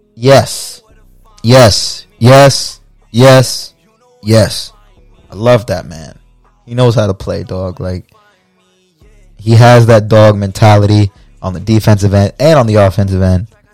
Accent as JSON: {"language": "English", "town": "Fort Pierce", "region": "Florida", "country": "United States", "tie": "born or raised there", "also_born_or_lived": "Puerto Rico (family ancestry)", "said": "my hometown of Fort Pierce, Florida"}